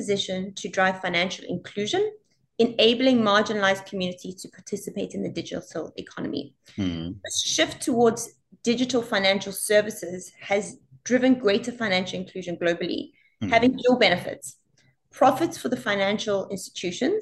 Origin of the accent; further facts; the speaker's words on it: South Africa; also born or lived in Italy / Australia; now in Singapore; I grew up in South Africa